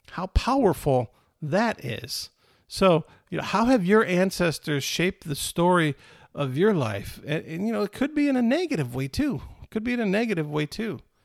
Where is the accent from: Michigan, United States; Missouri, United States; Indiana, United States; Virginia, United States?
Michigan, United States; I was born in Michigan instead of Italy